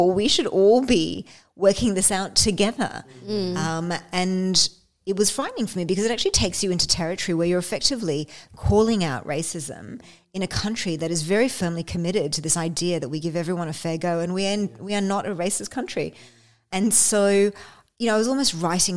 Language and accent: English; Australia; also born or lived in London; I'm Australian